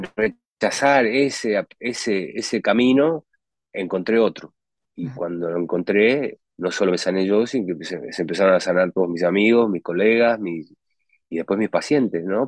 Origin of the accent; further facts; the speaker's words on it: Uruguay; moved away as an adult; also born or lived in United States; yo nací, nací en Uruguay, en, un tiempo en Uruguay que era muy simple, no habían supermercados, no, mi mamá cocinaba la comida